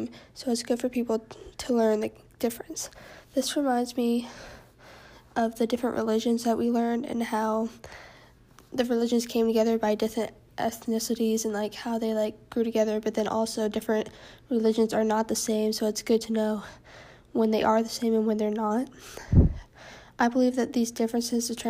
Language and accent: English; Texas, United States; I'm from Texas